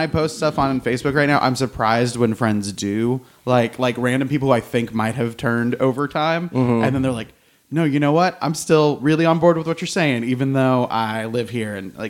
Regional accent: Oklahoma, United States; I'm from Oklahoma.

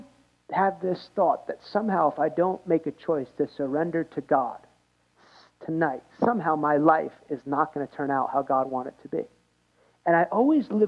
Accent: United States; I'm American.

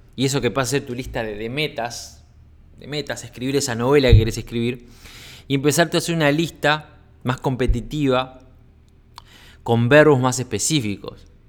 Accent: Uruguay; also born or lived in Sweden; now in Costa Rica; estaba en Suecia, radicado en Suecia, pero soy uruguayo

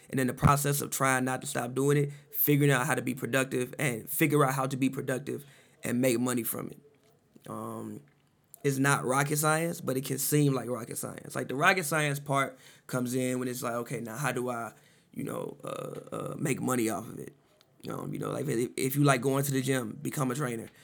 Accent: Chicago, Illinois, United States; moved away; I'm from Chicago, you know, grew up in the '90s

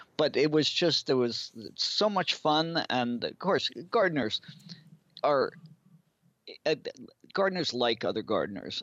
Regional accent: New Jersey, United States; also born or lived in New England; now in Maine, United States; I was born and brought up in New Jersey, but I spent most of my life in New England

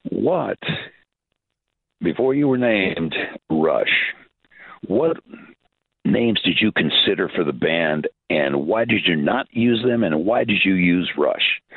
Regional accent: Schaumburg, Illinois, United States; I grew up in Schaumburg, just north of Chicago.

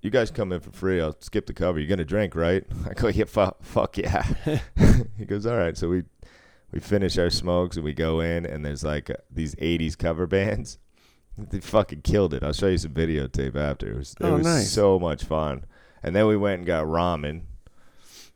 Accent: Boston, Massachusetts, United States; I grew up in Boston

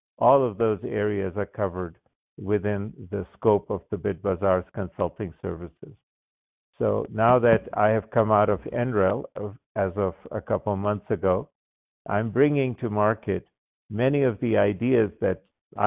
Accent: Baghdad, Baghdad Governorate, Iraq; moved away; I was born and raised in Baghdad, Iraq

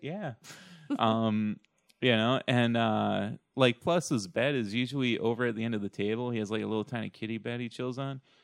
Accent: Shelby Township, Michigan, United States; my hometown

